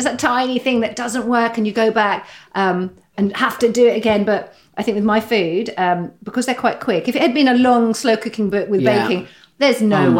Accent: Saudi Arabia; born there; also born or lived in Qatar; I was born in Saudi. So my dad worked over there.

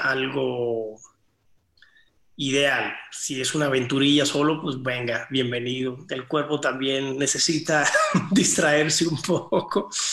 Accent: Cuba; moved away; el lugar de origen donde yo nací, que es Cuba

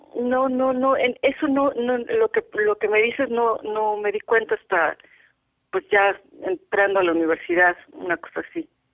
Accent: Mexico City, Mexico; nací en la Ciudad de México, en quieres hablar del hospital, el hospital San José

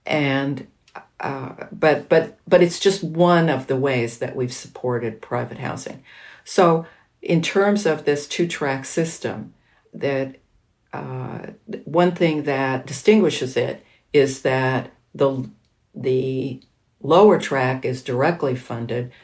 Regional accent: around Los Angeles, Southern California, United States; I grew up in Southern California, which was an extraordinarily formless area around Los Angeles in the 1950s and 60s

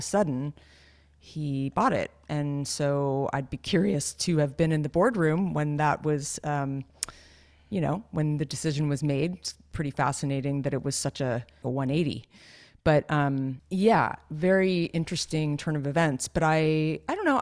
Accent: near Santa Cruz, California, United States; I grew up near Santa Cruz

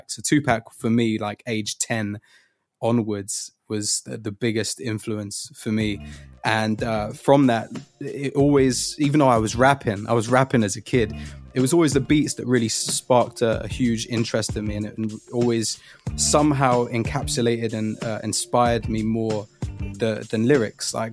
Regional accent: London, United Kingdom; there's a lot of like false information online that says I'm from Hackney, but I was born and raised in Finsbury Park. Like, I was born in the Whittington

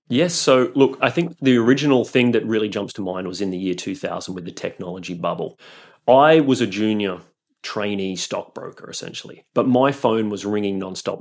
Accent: Australia; moved away as an adult; also born or lived in Europe; I'm Australian, and so I really just wanted to return to Australia

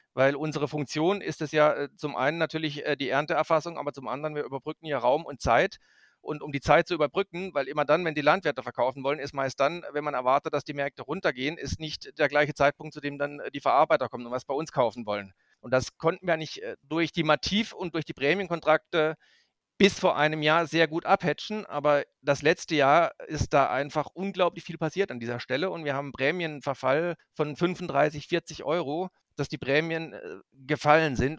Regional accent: Black Forest, Baden-Württemberg, Germany; moved away as an adult; now in Magdeburg, Germany; ich stamme aus dem Schwarzwald, aus dem Südwesten der Republik, aus einem kleinen Nebenerwerbsbetrieb

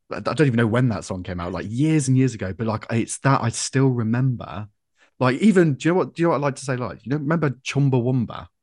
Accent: Coventry, West Midlands, United Kingdom; I'm from Coventry.

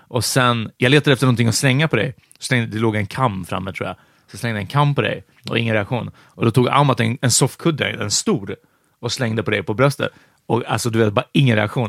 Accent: Hungary; now in Sweden

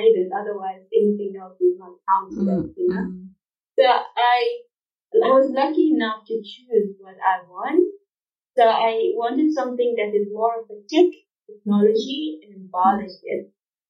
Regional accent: Jeddah, Makkah Province, Saudi Arabia; English is a second language; moved away as an adult; also born or lived in Wad Madani, Sudan / Pretoria, South Africa / Grahamstown, South Africa; now in Durban, South Africa; We moved and I grew up in Saudi. I did most of all my schooling actually in Saudi, Jeddah, and the schools there were Arabic.

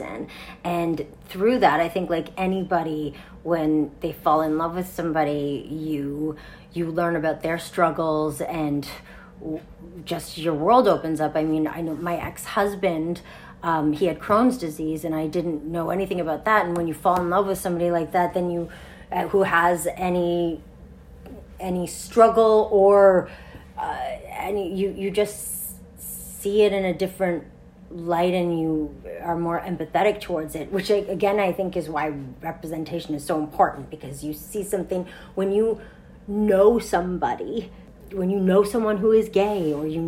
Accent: Montreal, Quebec, Canada; I grew up in Montreal, so I snowshoed to school.

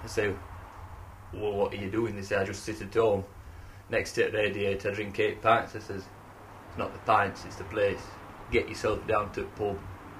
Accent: Yorkshire and the Humber, United Kingdom; Plus, I'm from the Rother Valley.

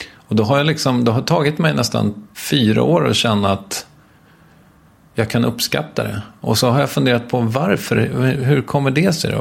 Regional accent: Stockholm, Stockholm County, Sweden; här ute i mina hemtrakter

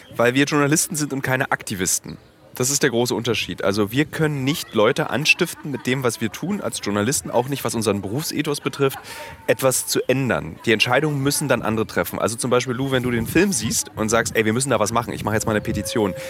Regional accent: Berlin, Germany; für mich als Berliner ist es ein wichtiger Park. Ich war hier rodeln

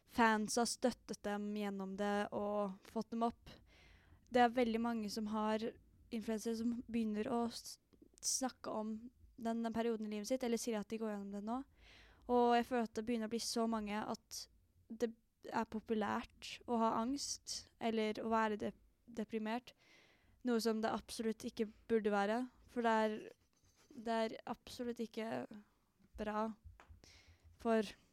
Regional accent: Oslo, Norway; Jeg er fra Holmlia i Oslo

